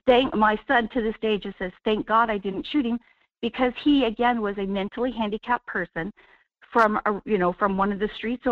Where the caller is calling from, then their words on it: Wasilla, Alaska, United States; Good morning, Michael. … in Wasilla.